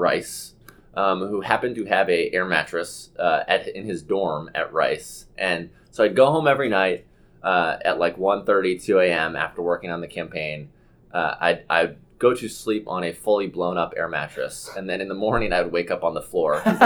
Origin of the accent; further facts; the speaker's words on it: Bethesda, Maryland, United States; my hometown delegate in Bethesda, Maryland